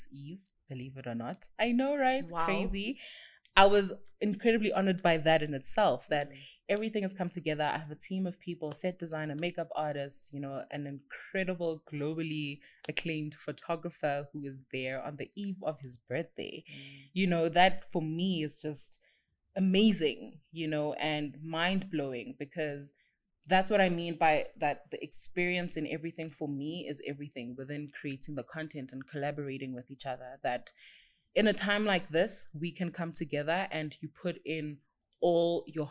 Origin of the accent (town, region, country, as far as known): South Africa